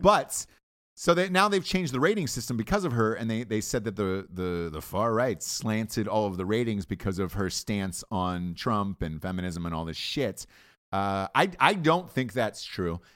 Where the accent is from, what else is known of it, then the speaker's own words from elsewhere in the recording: Atlanta, Georgia, United States; I grew up in Atlanta, so it was, uh, T B S was a local station for us